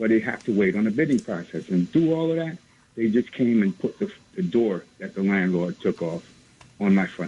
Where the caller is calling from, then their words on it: New York City, New York, United States; I'm calling from East New York, Brooklyn.